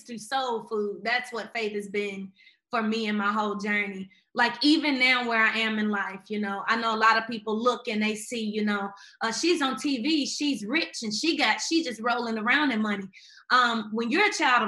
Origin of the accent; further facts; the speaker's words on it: Memphis, Tennessee, United States; I grew up in Memphis, Tennessee